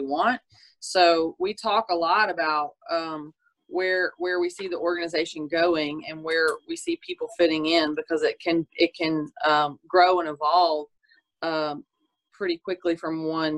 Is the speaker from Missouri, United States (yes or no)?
no; Natchitoches, Louisiana, United States; also born or lived in Oklahoma; I'm from Nacogdoches